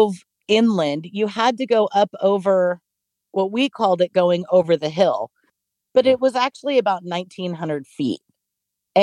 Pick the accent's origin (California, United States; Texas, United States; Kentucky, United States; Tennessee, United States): California, United States; San Francisco Bay Area; now in Arkansas, United States; I'm originally from the Bay Area, the San Francisco Bay Area